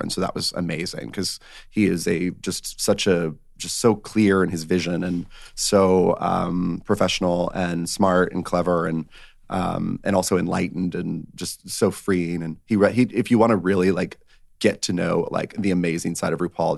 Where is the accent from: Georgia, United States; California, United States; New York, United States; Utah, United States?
Georgia, United States; northwest; Georgia. So not too far from Florida, but, um, about, uh, northwest Georgia